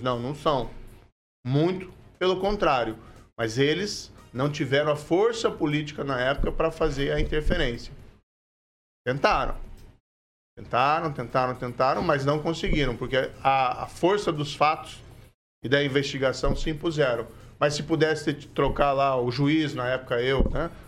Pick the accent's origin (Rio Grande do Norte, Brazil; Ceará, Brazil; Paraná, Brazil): Paraná, Brazil; Maringá; aqui é minha terra. Eu nasci, cresci, construí família